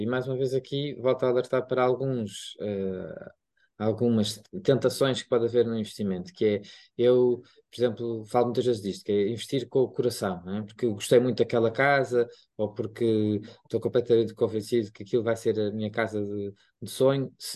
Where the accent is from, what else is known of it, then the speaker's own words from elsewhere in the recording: Lisbon, Portugal; eu também sou de Lisboa